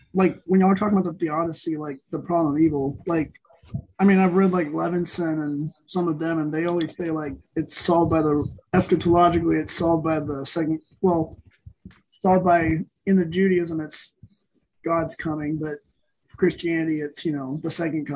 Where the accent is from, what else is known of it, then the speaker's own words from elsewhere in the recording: Texas, United States; I'm Texan